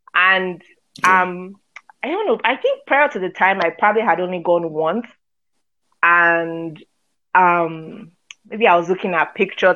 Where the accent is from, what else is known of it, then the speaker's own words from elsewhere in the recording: Lagos, Nigeria; I grew up in Nigeria, Lagos